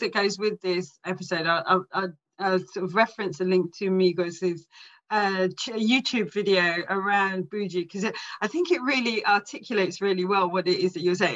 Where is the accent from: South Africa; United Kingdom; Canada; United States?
United Kingdom; England; I'm English, but ethnically I'm like all Irish, and I belong to a, a culture. We're travellers